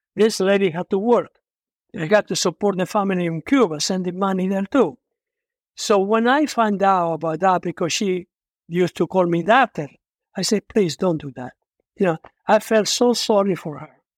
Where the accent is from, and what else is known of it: Italy; English is a second language; moved away as an adult; also born or lived in Argentina; now in United States